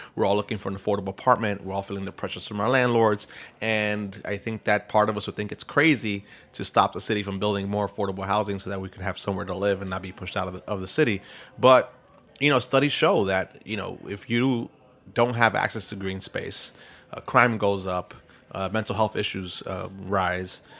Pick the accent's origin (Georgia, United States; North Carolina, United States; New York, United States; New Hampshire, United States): New York, United States; New York City; I grew up, growing up in East New York.